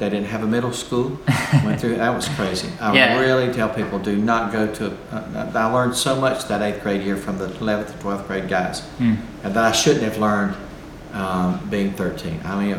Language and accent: English; Shelby, North Carolina, United States; now in Lake Oconee, United States; Well, I grew up in Shelby, North Carolina. It's about 30 miles west of Charlotte. Had a great life there, somewhat, and had just, it was a cool Mayberry, North Carolina town back then